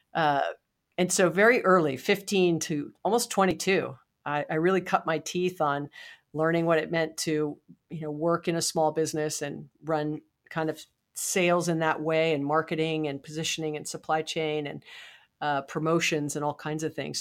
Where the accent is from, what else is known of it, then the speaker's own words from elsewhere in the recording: Hawaii, United States; I was born and raised in Hawaii